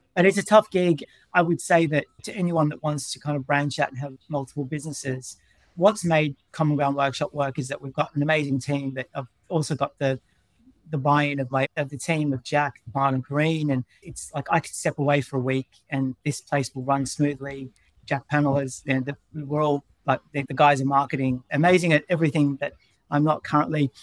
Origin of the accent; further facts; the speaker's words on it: Melbourne, Victoria, Australia; moved away as an adult; also born or lived in Brisbane; now in London, United Kingdom; I'm from Melbourne